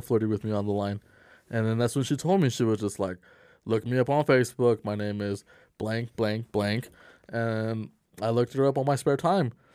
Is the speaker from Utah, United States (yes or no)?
yes; Salt Lake City, Utah, United States; I'm from Salt Lake City. We're out here in Salt Lake City